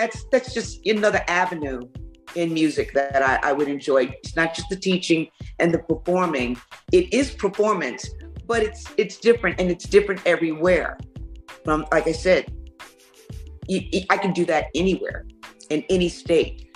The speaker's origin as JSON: {"language": "English", "town": "New York City", "region": "New York", "country": "United States", "moved": "yes", "lives_now": "South Carolina, United States", "said": "I'm from New York City, where it's eclectic"}